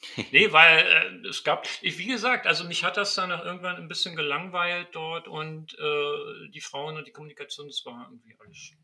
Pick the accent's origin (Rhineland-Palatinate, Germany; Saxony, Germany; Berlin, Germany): Berlin, Germany; moved away as an adult; also born or lived in Leipzig / Halle; now in Dresden, Germany; ursprünglich, äh, ich komme ich aus Berlin, ne? Bin oh, Berliner.